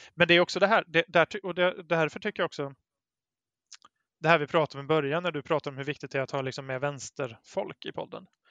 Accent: Brålanda, Västra Götaland, Sweden; now in Gothenburg, Sweden; i Brålanda där jag växte upp

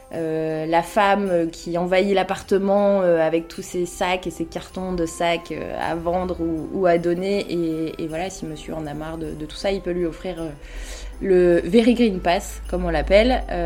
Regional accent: Lille, Hauts-de-France, France; Je suis lilloise euh, depuis, euh, depuis toujours.

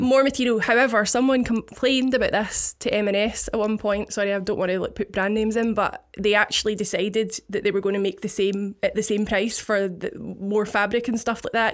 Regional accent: Paisley, Scotland, United Kingdom; I'm from a town, the biggest town in Scotland called Paisley

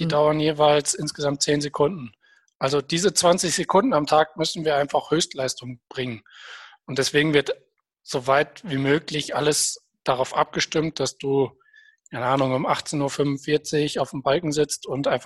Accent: Hesse, Germany; dazwischen oder davor ist es für mich, weil ich komme ja aus Nordhessen, einfach zu weit weg gewesen, um mal live vor Ort zu sein.

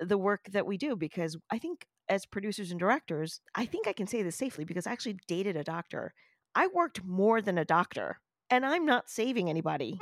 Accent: New York City, New York, United States; I am a New Yorker, I was born in one of the boroughs of New York City.

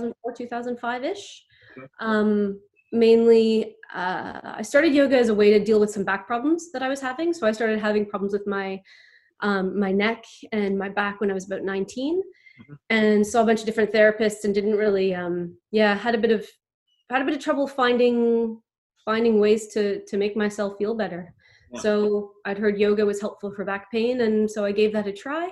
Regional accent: Montreal, Quebec, Canada; now in Australia; I grew up in what was called the West Island of Montreal

